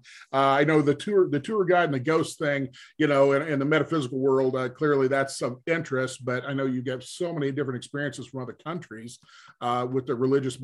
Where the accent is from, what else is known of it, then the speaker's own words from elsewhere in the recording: Missouri, United States; I was born in Missouri